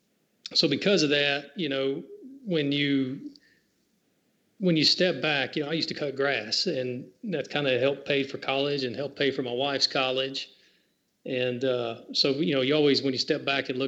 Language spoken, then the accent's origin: English; Franklin, Tennessee, United States; moved away as an adult; also born or lived in Montgomery, Alabama; now in Murfreesboro, United States; Born and raised in Franklin, Tennessee.